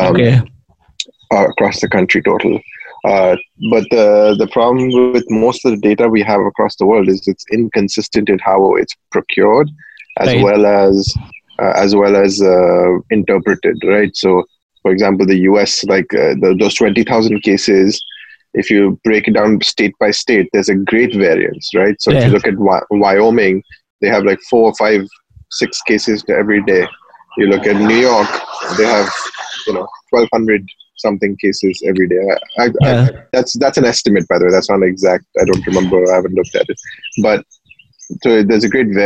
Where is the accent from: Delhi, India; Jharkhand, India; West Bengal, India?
West Bengal, India; Kolkata; now in United States; I grew up in Calcutta